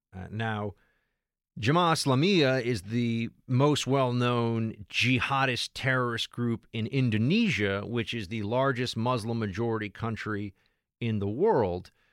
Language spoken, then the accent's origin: English; New York City, New York, United States; moved away as an adult; I am a New York City, New York City guy